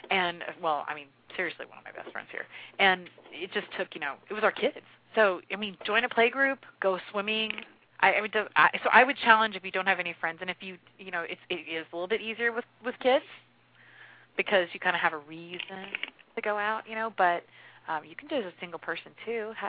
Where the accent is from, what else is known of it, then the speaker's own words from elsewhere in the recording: Midwest, United States; I think the reason we get along really well is because we're both from Midwest